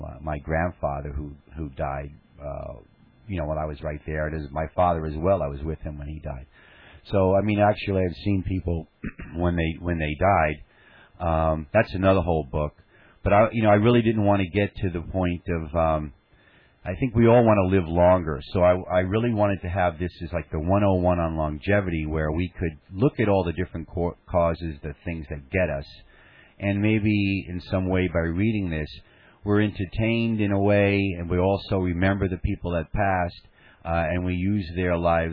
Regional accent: New York City, New York, United States; I grew up in Staten Island, and my father was an NYPD homicide detective.

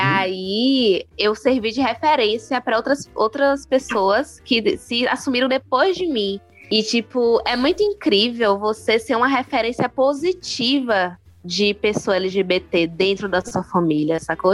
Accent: Salvador, Bahia, Brazil; quando eu era criança, eu percebia em Salvador

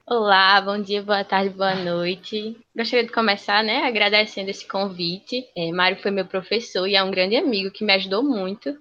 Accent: Natal, Rio Grande do Norte, Brazil; sou daqui de Natal, mas atualmente acabei de ingressar no Cisu 2020 para a Universidade Federal da Paraíba

